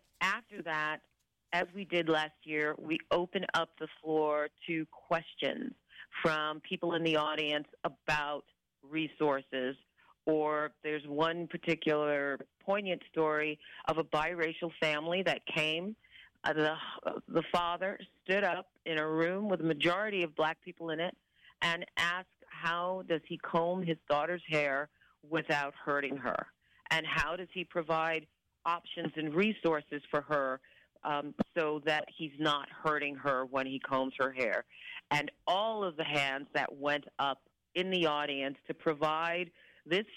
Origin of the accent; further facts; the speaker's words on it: New York City, New York, United States; now in Vancouver, Canada; I'm originally from New York City, when I moved here